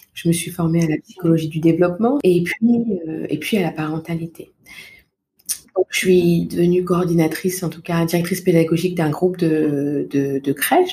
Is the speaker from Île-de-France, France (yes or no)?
yes; Val-de-Marne, Paris region, Île-de-France, France; moved away; je suis originaire de naissance du Val-de-Marne, en région mmh. parisienne, où j'ai passé toute mon enfance, mon adolescence